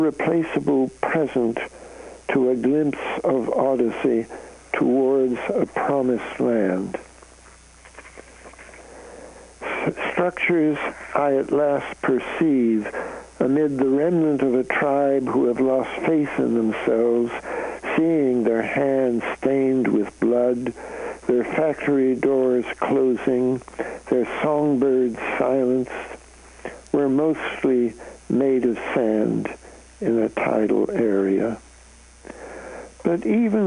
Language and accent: English; Canada; moved away; I'm a Canadian